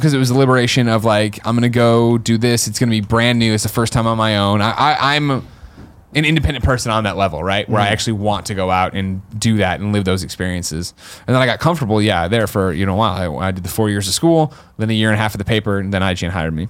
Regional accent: Chicago, Illinois, United States; moved away as an adult; also born or lived in Missouri; now in San Francisco, United States; growing up in the Midwest, I have a fear of tornadoes.

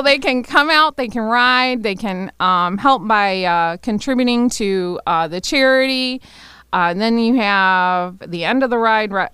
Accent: Flint, Michigan, United States; I grew up at Flushing and Ballinger area

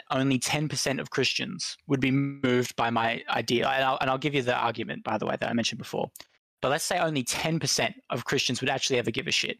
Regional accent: Australia; I'm an Aussie

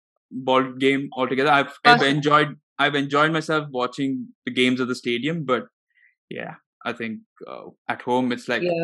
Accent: India; started off watching cricket because as Indian families do, we do.

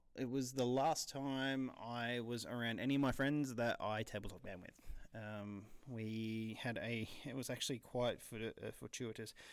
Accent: New South Wales, Australia; I'm Australian

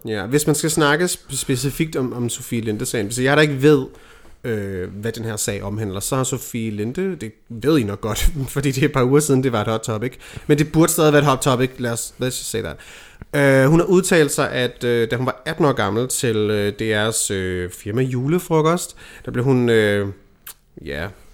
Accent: Denmark; her hjemme i Danmark

